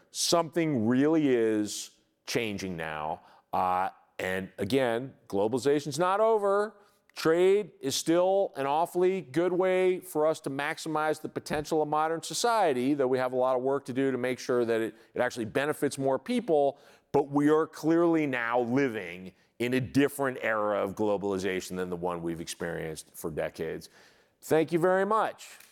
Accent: United States; conditioned as an American

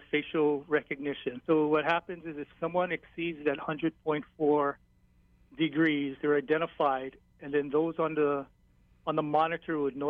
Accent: Hilo, Hawaii, United States; I'm from Hilo

